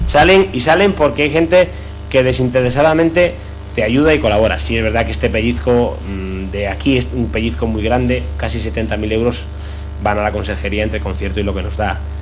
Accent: Tanos, Cantabria, Spain; Thanos, para mí, mi pueblo, no deja de ser un barrio

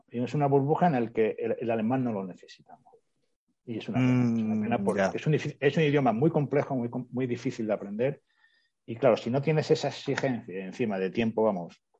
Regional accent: Spain; now in Germany; Eh, somos varios españoles, con lo cual el español también pues, pues nos ayuda bastante en eso.

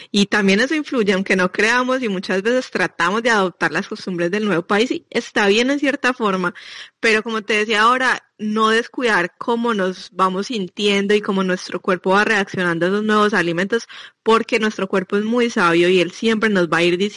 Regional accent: Colombia; now in Belgium; nosotros, eh, los latinos, pues, ya les decía que yo vengo de Colombia

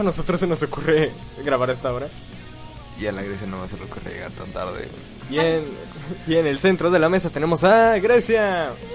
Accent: Mexico; Nosotros, siendo mexicanos

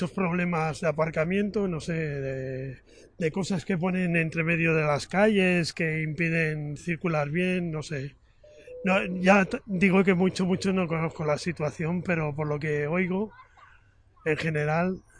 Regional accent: Catalonia, Spain; yo no soy de Barcelona ciudad, soy de un pueblo, de las afueras

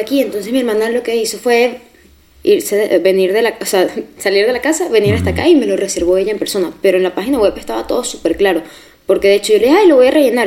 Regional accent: Barquisimeto, Lara, Venezuela; moved away as an adult; now in Madrid, Spain; De Barquisimeto, Venezuela

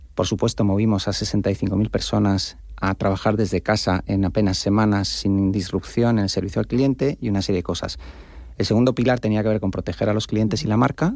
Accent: Spain; como españoles

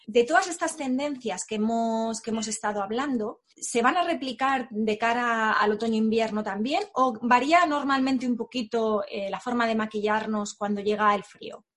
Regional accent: Barcelona, Catalonia, Spain; él y yo somos de, Barcelona

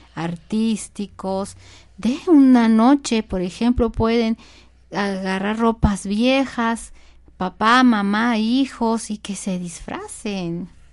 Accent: Mexico; nuestro México

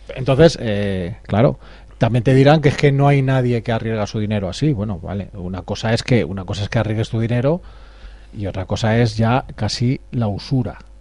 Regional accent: Spain; cómo somos los españoles

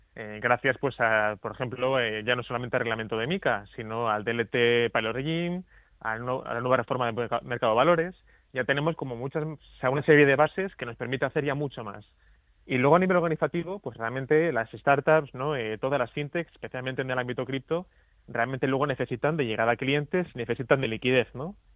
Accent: Asturias, Spain; en varias regiones de mi tierra, en Asturias

